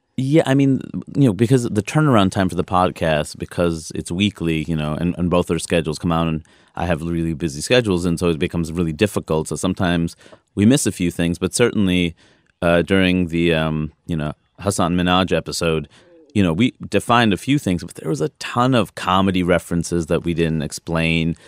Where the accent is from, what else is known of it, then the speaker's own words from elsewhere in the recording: East Coast, United States; I'm from the East Coast.